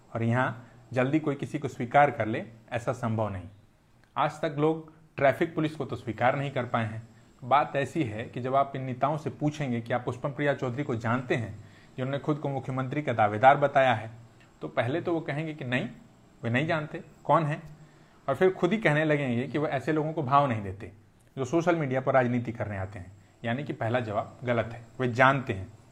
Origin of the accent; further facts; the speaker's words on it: Bihar, India; एक बिहारी होने के नाते